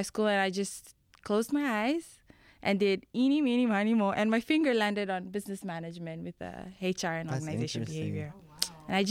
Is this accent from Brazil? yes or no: no; Fiji; moved away; I am from the beautiful islands of Fiji. I'm half Tongan.